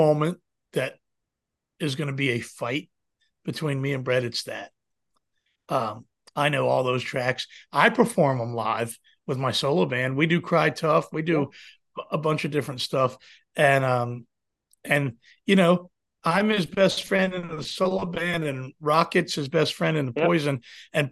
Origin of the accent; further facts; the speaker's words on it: Manassas, Virginia, United States; I'm a hometown guy, and I never left my hometown